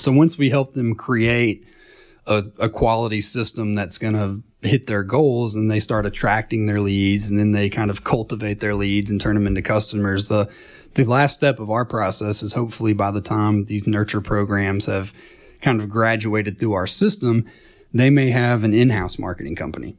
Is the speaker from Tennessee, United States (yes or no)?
yes; Chattanooga, Tennessee, United States; I grew up in Chattanooga over in Saint Elmo